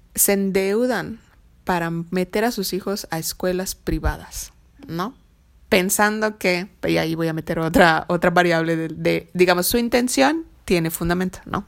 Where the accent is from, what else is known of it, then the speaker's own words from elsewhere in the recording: Mexico; como buenos mexicanos